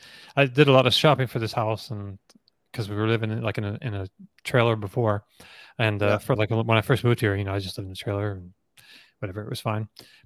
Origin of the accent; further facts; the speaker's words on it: New Brunswick, Canada; also born or lived in Toronto / Montreal; So I was born in Toronto, but I grew up in on the East Coast in New Brunswick, rural New Brunswick. And then I moved to Montreal for like 11 years. And then I moved down here.